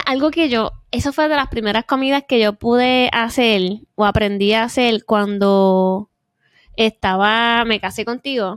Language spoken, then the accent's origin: Spanish; Puerto Rico; moved away; also born or lived in Korea; cuando uno es viviendo desde pequeño, uno como puertorriqueño